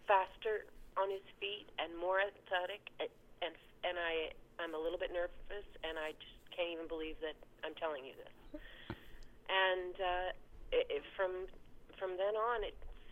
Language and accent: English; Canada; now in Ohio, United States; I'm from Canada